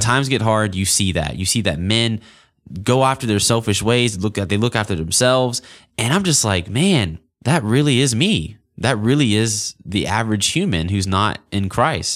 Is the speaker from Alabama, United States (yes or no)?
yes; Auburn, Alabama, United States; I grew up in Auburn, Alabama, born and raised